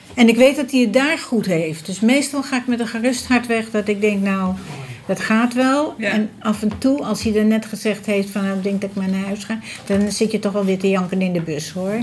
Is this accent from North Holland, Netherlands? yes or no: yes; Amsterdam, North Holland, Netherlands; moved away as an adult; now in Almere, Netherlands; we blijven echt wel, eh, wel Amsterdammers